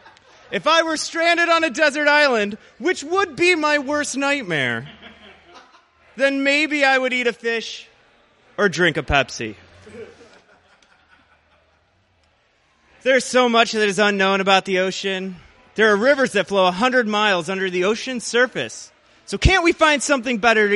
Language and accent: English; Joliet, Illinois, United States; also born or lived in Chicago; I was born in Joliet, Illinois. It's a suburb/garbage dump, about 45 minutes outside of the city. And I've spent about the past 6 years living in Chicago